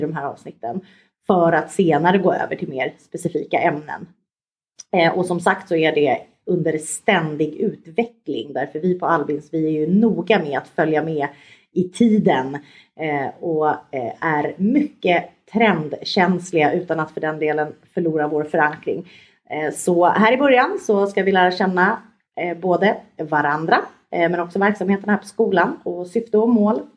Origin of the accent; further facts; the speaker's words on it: Stockholm, Stockholm County, Sweden; moved away as an adult; now in Skåne, Sweden; jag kom från Stockholm från början